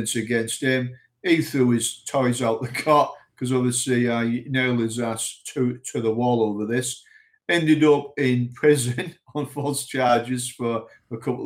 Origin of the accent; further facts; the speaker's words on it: United Kingdom; moved away as an adult; also born or lived in Saudi Arabia / Lebanon / Iraq; I was from the United Kingdom